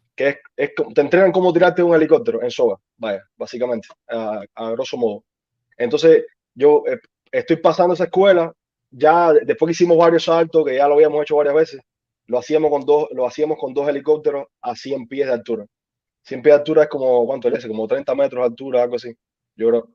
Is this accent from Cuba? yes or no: yes; Cuba; moved away as an adult; now in United States; yo llegué en 2013 de Cuba. Eh, estudié medicina, eh, estaba estudiando medicina en Cuba